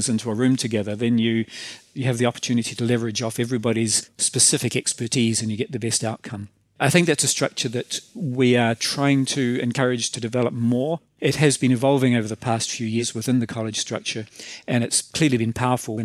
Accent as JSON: {"language": "English", "country": "New Zealand", "accent": "New Zealander", "said": "as you can tell from my accent, I'm a New Zealander"}